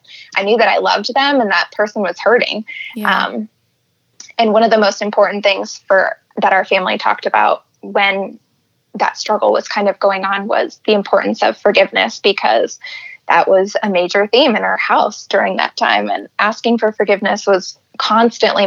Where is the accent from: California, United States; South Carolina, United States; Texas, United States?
California, United States; moved away as an adult; also born or lived in Seattle, Washington; now in Michigan, United States; I grew up in California, and then I went to school in Seattle